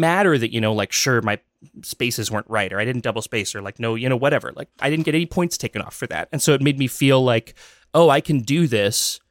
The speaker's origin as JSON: {"language": "English", "town": "Dousman", "region": "Wisconsin", "country": "United States", "tie": "born or raised there", "said": "I grew up halfway between Milwaukee and Madison in Wisconsin in a little town called Dousman"}